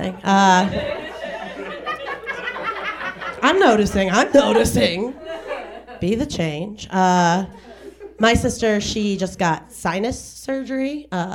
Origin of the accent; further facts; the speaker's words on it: Denver, Colorado, United States; I'm from Denver